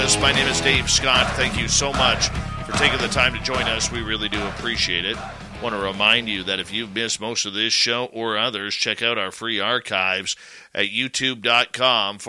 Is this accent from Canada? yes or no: yes; Canada; I am a Canadian host